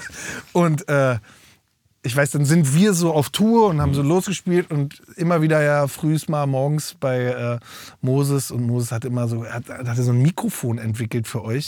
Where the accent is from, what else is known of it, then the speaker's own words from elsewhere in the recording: Berlin, Germany; also born or lived in Mecklenburg-Vorpommern / Güstrow; Und zwar hab ich aufgewachsen in Berlin und in Mecklenburg-Vorpommern.